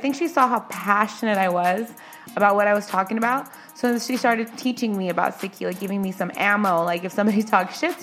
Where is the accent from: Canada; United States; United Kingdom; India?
United States; we're born here, so we're American, but we are American at the end of the day